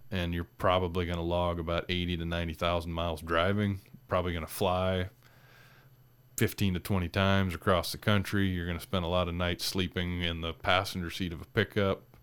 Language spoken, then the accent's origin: English; State Center, Iowa, United States; now in North Dakota, United States; where my sister and I grew up in State Center, Iowa.